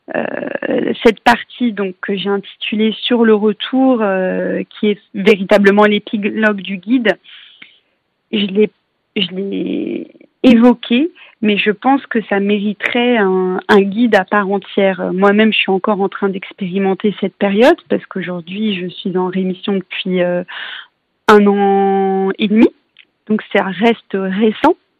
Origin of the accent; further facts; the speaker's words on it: Paris, Île-de-France, France; je suis parisienne